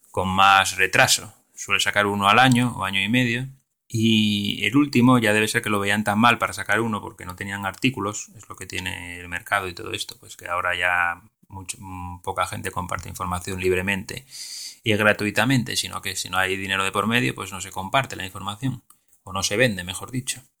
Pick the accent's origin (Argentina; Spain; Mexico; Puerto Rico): Spain; Galicia; Lugo, que está a nada, a 20 o 30 minutos en coche de mi pueblo. Entonces lo bueno sería ir a trabajar a Lugo y luego vivir en el pueblo.